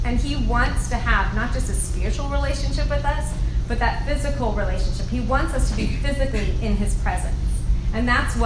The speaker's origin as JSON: {"language": "English", "region": "Southern California", "country": "United States", "moved": "as an adult", "lives_now": "Georgia, United States", "said": "I'm from Southern California."}